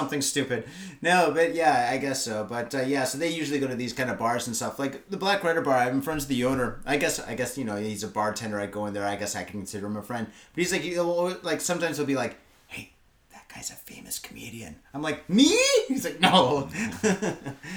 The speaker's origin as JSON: {"language": "English", "country": "United States", "moved": "yes", "lives_now": "Tokyo, Japan", "said": "the States."}